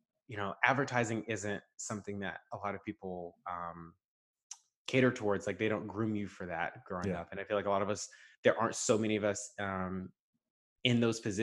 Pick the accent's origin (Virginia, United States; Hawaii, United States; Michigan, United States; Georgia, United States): Georgia, United States; Stockbridge; I'm from Stockbridge, McDonough, Atlanta area